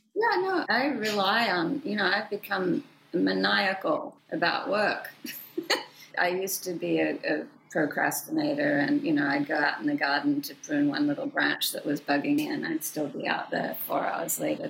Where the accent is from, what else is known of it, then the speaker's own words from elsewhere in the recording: Sydney, New South Wales, Australia; moved away as an adult; my hometown, Sydney, Australia